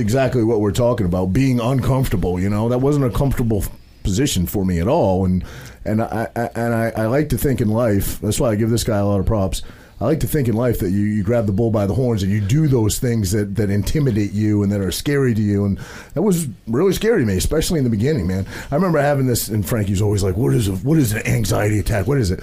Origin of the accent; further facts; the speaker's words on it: Maine, United States; I'm a kid from a very small town in Maine. I grew up, you know, there was 800 people in my hometown of Maine.